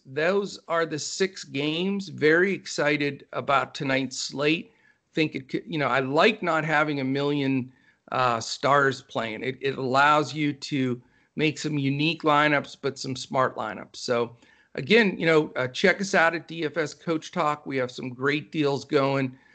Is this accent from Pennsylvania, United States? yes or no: yes; Pennsylvania, United States; now in Texas, United States; I was born and raised up in the Northeast in, in Pennsylvania